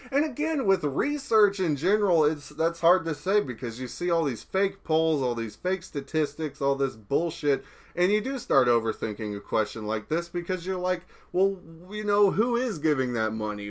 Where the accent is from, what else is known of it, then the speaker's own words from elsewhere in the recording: United States; I'm American